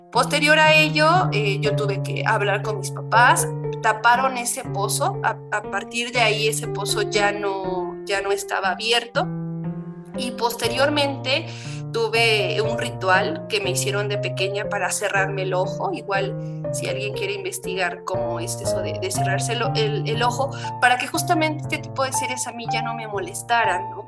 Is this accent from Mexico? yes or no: yes; San Antonio la Isla, State of Mexico, Mexico; soy de San Antonio la Isla, mi papá es artesano y en la casa donde nosotros vivimos pues también vive la abuela